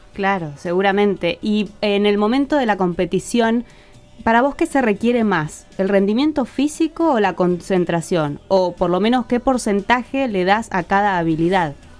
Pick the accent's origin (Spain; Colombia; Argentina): Argentina; Neuquén; moved away; mi tierra neuquina